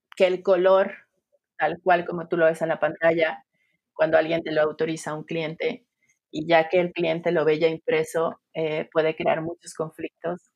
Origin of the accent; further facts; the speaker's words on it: Sinaloa, Mexico; also born or lived in Nayarit; now in Guadalajara, Mexico; soy mexicana. Eh, como ya lo mencionaste, tengo un background de diseño gráfico. Crecí en Sinaloa